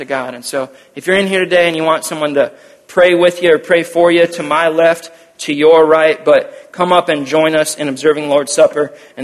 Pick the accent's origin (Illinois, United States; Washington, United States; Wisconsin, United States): Wisconsin, United States; we are from Wisconsin